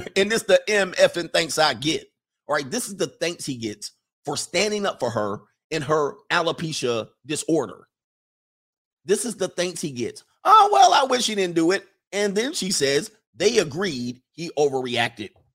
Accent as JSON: {"language": "English", "region": "West Coast", "country": "United States", "tie": "born or raised there", "said": "I grew up on the West Coast"}